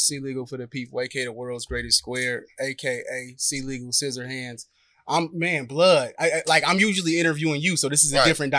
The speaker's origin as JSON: {"language": "English", "town": "San Francisco", "region": "California", "country": "United States", "tie": "born or raised there", "also_born_or_lived": "Antioch, California", "said": "I'm from Hunters Point. I'm from the Point. San Francisco, California. Born and raised."}